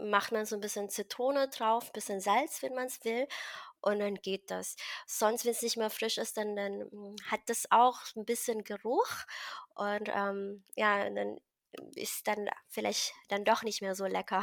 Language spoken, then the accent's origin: German; Philippines; now in Berlin, Germany; ich bin in einem Dorf äh, aufgewachsen auf den Philippinen und ich mm. bin mhm. quasi ein Dorfmädchen